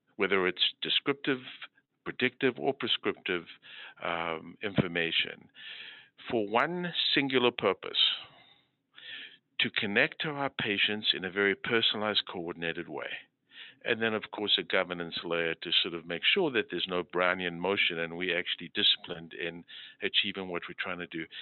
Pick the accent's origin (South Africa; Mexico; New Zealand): South Africa; moved away as an adult; also born or lived in Moose Jaw, Saskatchewan, Canada / Philadelphia, United States / Boston, United States; now in Hartford, United States; I grew up in South Africa where I did my medical school training